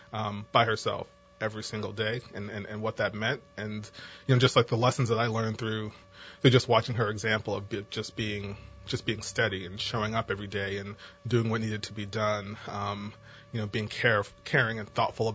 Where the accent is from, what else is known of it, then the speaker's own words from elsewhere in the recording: New Jersey, United States; moved away as an adult; also born or lived in Virginia; now in New Orleans, United States; as you can tell by my accent, I did not grow up in New Orleans. I actually grew up in New Jersey